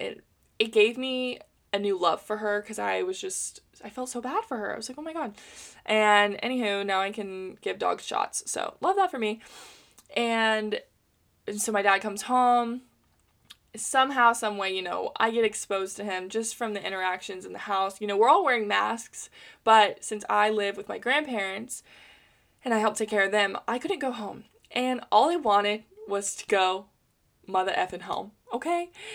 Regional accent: United States; as an American in capitalism

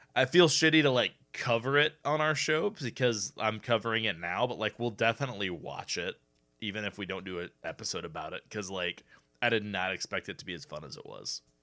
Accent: Indiana, United States; we're from Indiana

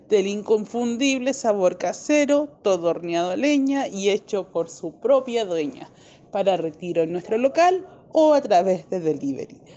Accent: Rodelillo, Valparaíso, Chile; Hola, muy buenos días. … Eh, soy de Rodelillo.

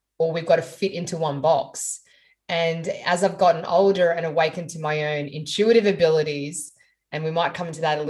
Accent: Sydney, New South Wales, Australia; I grew up in Sydney in the Sutherland Shire.

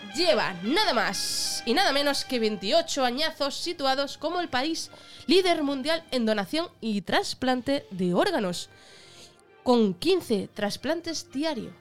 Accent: Extremadura, Spain; extremeños somos la caña

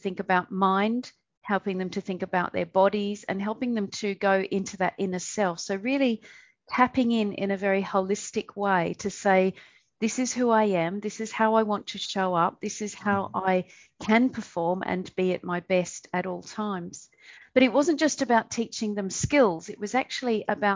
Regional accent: Perth, Western Australia, Australia; moved away as an adult; also born or lived in Canada / United Kingdom; now in Southeast Asia; So originally I am from Perth, Western Australia, and I was born, raised and educated there

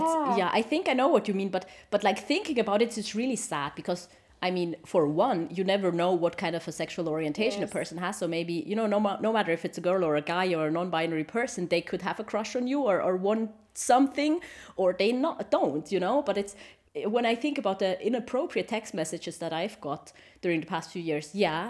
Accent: Switzerland; English is a second language; And he's from Korea and I'm from Switzerland, you know, and we met there. We were both on vacation and we spoke in English, but our English was really bad

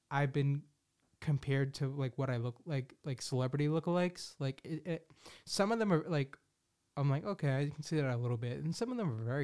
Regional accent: Philadelphia, Pennsylvania, United States; I'm like from the Philadelphia area.

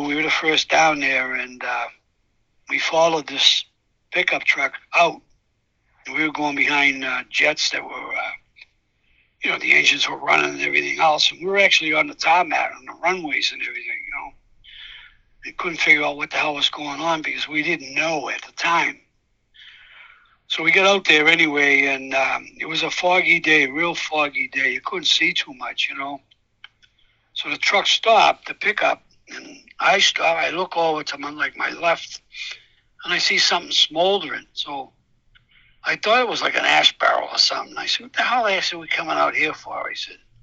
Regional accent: Cambridge, Massachusetts, United States; I grew up in Cambridge

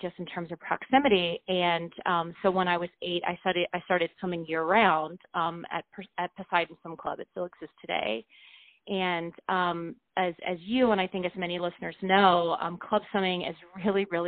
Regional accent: Richmond, Virginia, United States; where I grew up outside of Richmond, Virginia, in a suburb

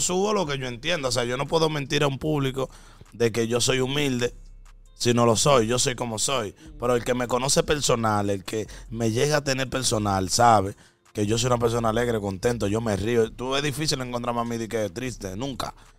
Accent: Dominican Republic; en mi país

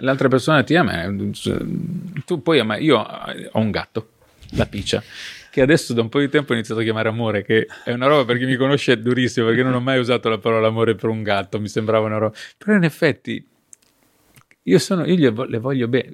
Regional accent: Ravenna, Emilia-Romagna, Italy; sono di Ravenna

